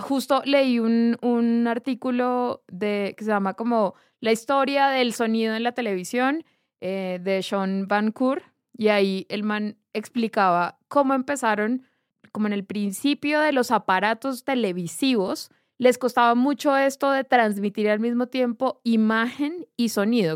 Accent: Barrancabermeja, Santander, Colombia; yo crecí en Barranca Bermeja, Santander

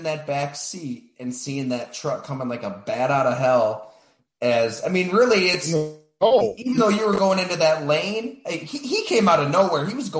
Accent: Western New York, United States; moved away; also born or lived in Green Bay, Wisconsin; I'm from Western New York and that magnetic pull was always kind of there

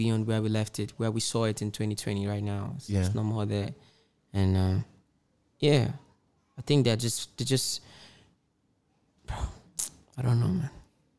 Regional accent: Nigeria; when you hear Indian music, there's really nothing that's as a Nigerian, there's nothing that's supposed to there's nothing attractive that's supposed to attract you in it.

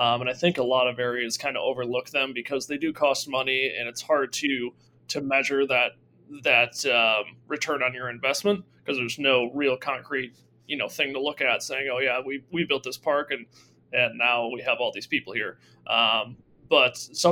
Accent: Fabius, New York, United States; I grew up in Fabius, New York, just 5 minutes away from Toggenburg.

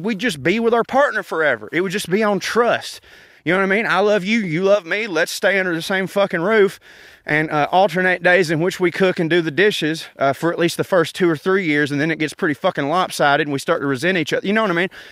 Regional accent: the South, United States; being in a small southern town

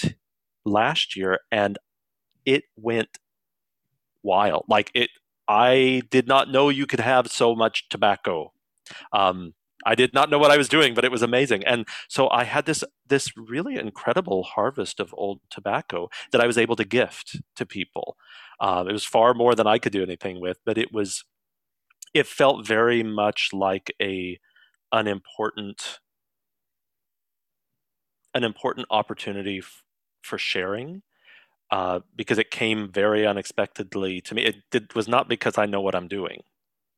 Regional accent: Colorado, United States; now in Sunshine Coast, Canada; where I grew up in Colorado

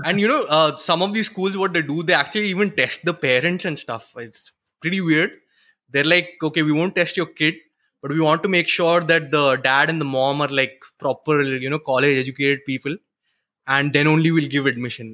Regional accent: Western Uttarakhand, India; now in Pune, India; I'm from, uh, Uttarakhand. Actually, uh, Western Uttarakhand. So, we are hill people

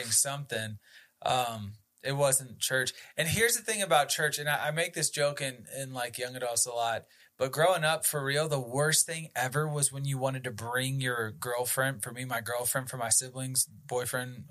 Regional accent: Northern Virginia, United States; I grew up in Northern Virginia, about an hour outside of Washington, D.C. Born and raised.

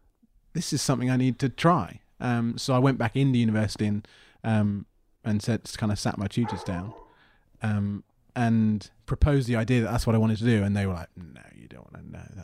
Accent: South East England, United Kingdom; moved away as an adult; also born or lived in Plymouth; Grew up just outside London.

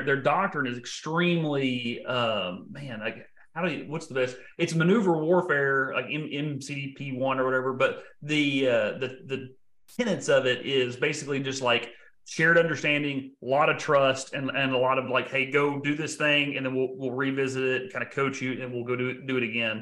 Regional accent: Texarkana, United States; I'm from Texarkana

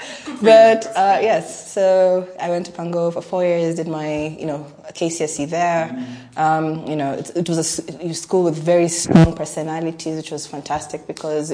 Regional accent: Kenya; also born or lived in Tanzania / Uganda; I've lived in Tanzania before. I've schooled in Uganda. I'm Kenyan

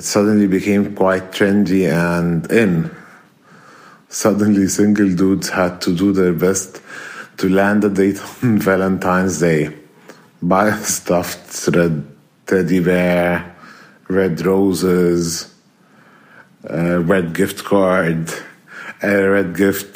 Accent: Alexandria, Alexandria Governorate, Egypt; moved away as an adult; now in Cairo, Egypt; I'm originally from Alexandria. I'm now living in Cairo

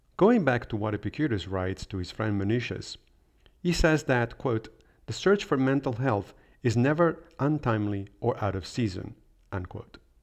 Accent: Rome, Lazio, Italy; moved away; I did study philosophy in high school when I was growing up in Rome

